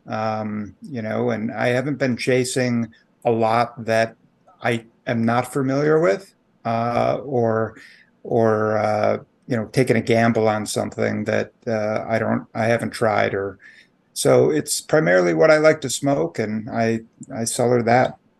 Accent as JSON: {"language": "English", "area": "Chicago area", "region": "Illinois", "country": "United States", "tie": "born or raised there", "also_born_or_lived": "Peoria, Illinois", "moved": "as an adult", "lives_now": "Washington, D.C., United States", "said": "I grew up in the Chicago area, um, just outside of Chicago, one of the Collar Counties"}